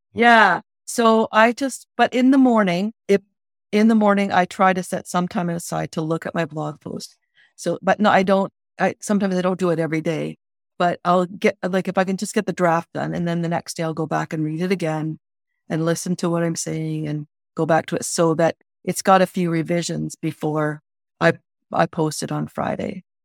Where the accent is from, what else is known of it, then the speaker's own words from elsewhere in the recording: Ontario, Canada; I grew up in Ontario